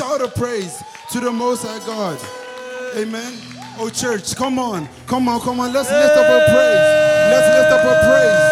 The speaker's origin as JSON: {"language": "English", "town": "Amsterdam", "region": "North Holland", "country": "Netherlands", "said": "I'm from Amsterdam. So ik ben een Ajaxie"}